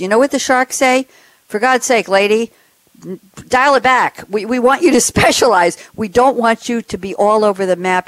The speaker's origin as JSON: {"language": "English", "town": "New York City", "region": "New York", "country": "United States", "tie": "born or raised there", "said": "I grew up in Douglaston here on Long Island"}